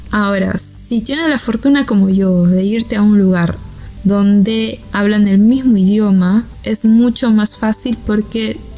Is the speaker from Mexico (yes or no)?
no; Peru; Para los que no sepan, yo soy peruana.